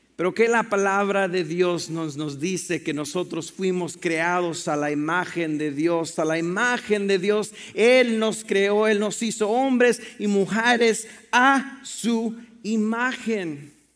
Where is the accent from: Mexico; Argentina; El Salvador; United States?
Mexico; moved away; yo crecí en la frontera, en Piedras, México y Estados Unidos